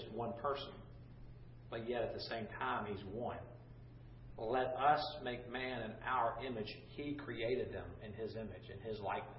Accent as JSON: {"language": "English", "town": "Gainesville", "region": "Florida", "country": "United States", "tie": "born or raised there", "said": "I grew up in Gainesville, Florida, and the Suwannee River"}